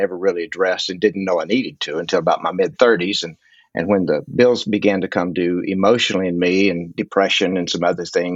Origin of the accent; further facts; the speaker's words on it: West Texas, United States; also born or lived in Fort Lauderdale, Florida; now in Fort Worth, United States; I grew up out in West Texas